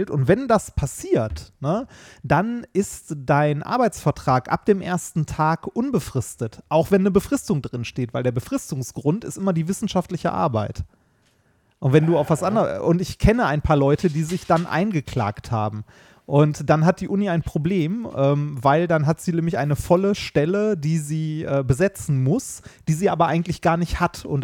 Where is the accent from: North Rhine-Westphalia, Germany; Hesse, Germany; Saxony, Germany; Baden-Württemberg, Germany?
North Rhine-Westphalia, Germany; Essen; in Stoppenberg zur Schule gegangen katholisches Ach, Gymnasium.